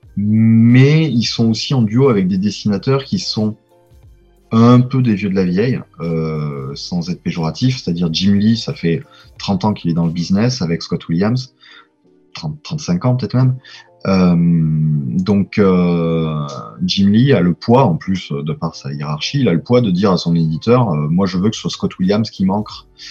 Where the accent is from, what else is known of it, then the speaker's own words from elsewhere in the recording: Provence-Alpes-Côte d'Azur, France; accent: Provençal; moved away as an adult; also born or lived in Lille / Tours; je suis provençal, ça s'entend un peu